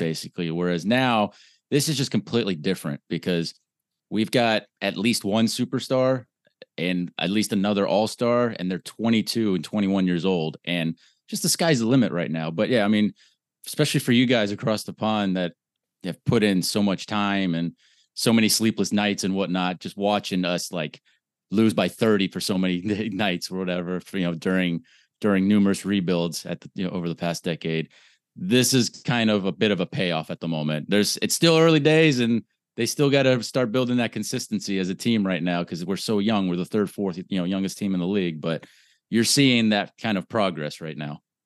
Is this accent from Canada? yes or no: no; Orlando, Florida, United States; I am born and raised in Orlando, Florida